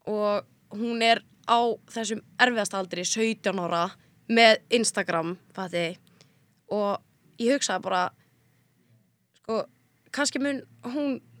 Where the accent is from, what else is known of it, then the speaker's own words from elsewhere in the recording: Mosfellsbær, Capital Region, Iceland; also born or lived in Reykjavík; ég var alltaf upp í Mósó